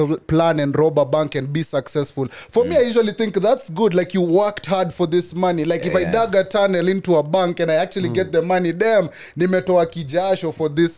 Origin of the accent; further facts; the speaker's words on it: Kenya; as a Kenyan person